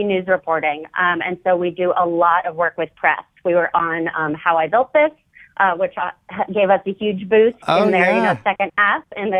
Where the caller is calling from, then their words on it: New Orleans, Louisiana, United States; I'm calling from New Orleans.